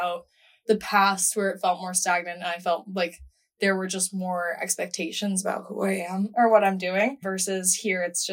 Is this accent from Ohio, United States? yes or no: no; Rhode Island, United States; moved away as an adult; now in Washington, D.C., United States; I'm from Rhode Island, so super small state